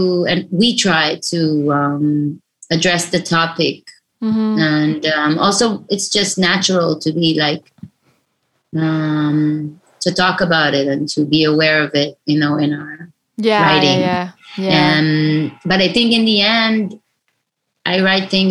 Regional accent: Israel; I'm from Israel and I'm a female

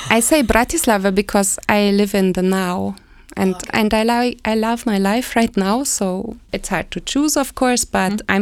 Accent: Berlin, Germany; I grew up in West Berlin. And then I decided to go study there by by the age of 20 I moved there.

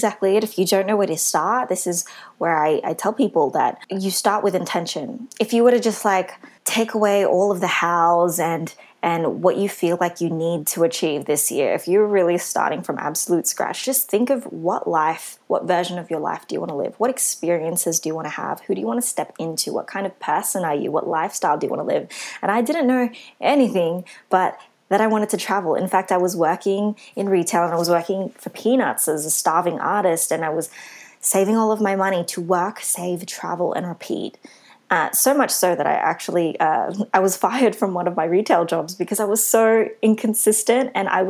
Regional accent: Philippines; especially coming from a Christian background growing up, with my culture as a Filipino.

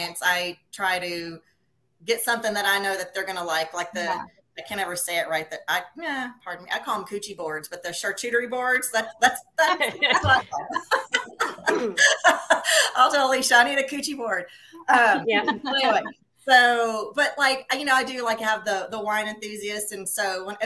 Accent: Pearland, Texas, United States; born and raised in Pearland, which is about 20 miles or 20 minutes south of Houston.

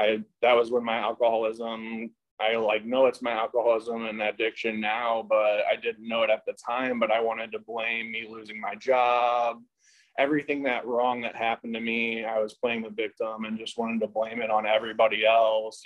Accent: St. Louis, Missouri, United States; moved away as an adult; now in Costa Mesa, United States; I grew up in St. Louis, Missouri.

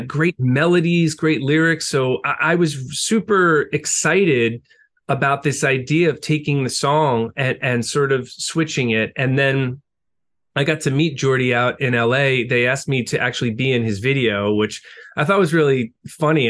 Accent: Long Island, New York, United States; growing up on Long Island

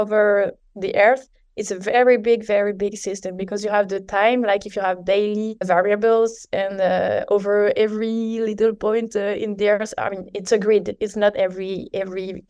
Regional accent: Paris, Île-de-France, France; So I'm from France, from Paris

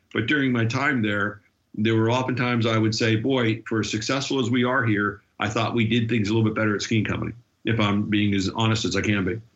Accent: United States; as an American

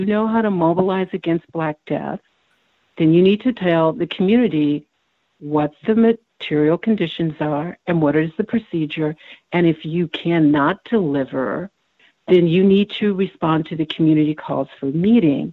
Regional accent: Texas, United States; also born or lived in Germany; I grew up in Texas

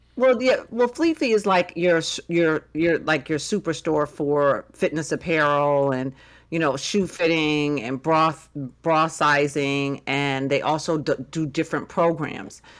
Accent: Massachusetts, United States; moved away; another part of Massachusetts, s-, closer to my hometown

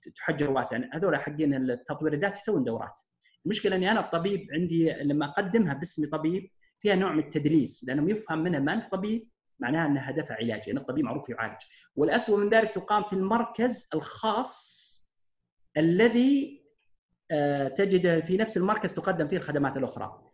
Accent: Saudi Arabia; عندنا في السعودية

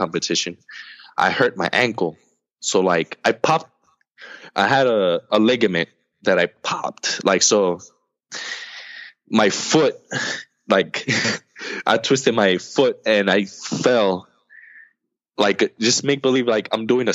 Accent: United States; I'm American

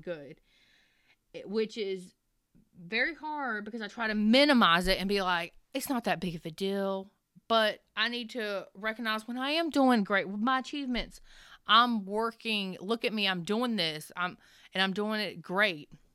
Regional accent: the South, United States; I'm from the South

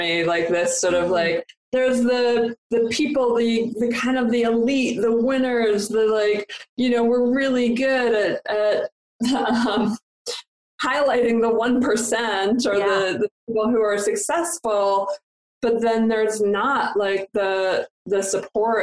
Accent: Canada; moved away; I'm from Canada originally

